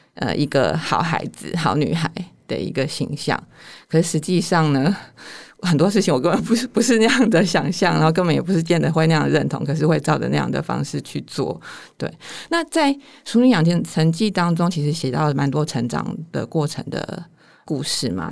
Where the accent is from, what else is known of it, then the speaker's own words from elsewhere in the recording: northern Taiwan, Taiwan; 我是一个从小到大在，在北部长大的人